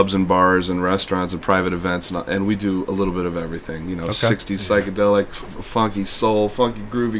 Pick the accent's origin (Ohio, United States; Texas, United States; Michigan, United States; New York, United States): Ohio, United States; Olmsted Falls; Yeah, I grew up in Olmsted Falls, so right close to Berea here.